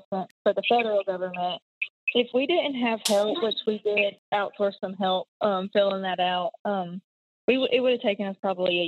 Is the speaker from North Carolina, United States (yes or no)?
yes; North Carolina, United States; also born or lived in Charleston; I grew up in North Carolina